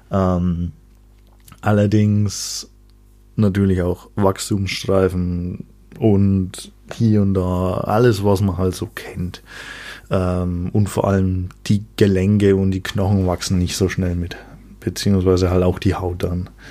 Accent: Bavaria, Germany; Ich komme aus Franken, denn wie Einheimische wissen, Franken ist nicht Bayern.

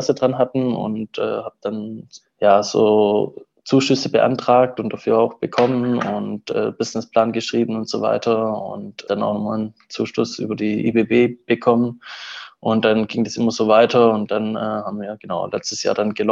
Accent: Southern Germany, Germany; Uh, ursprünglich komme ich so aus dem Süden Deutschlands und habe da auch ähm, äh, Wirtschaftswissenschaften studiert und in Potsdam dann Volkswirtschaftslehre.

